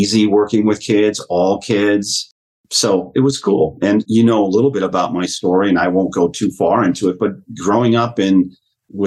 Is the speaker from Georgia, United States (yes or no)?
no; Kiel, Wisconsin, United States; my journey as a kid back home in Keele, Wisconsin, I was raised by a village.